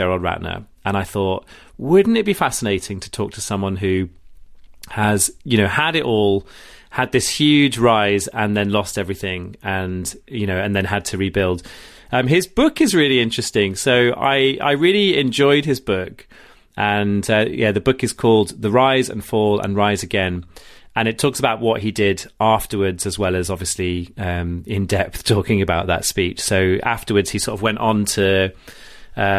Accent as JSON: {"language": "English", "town": "Rugby", "region": "West Midlands", "country": "United Kingdom", "said": "I'm from Rugby"}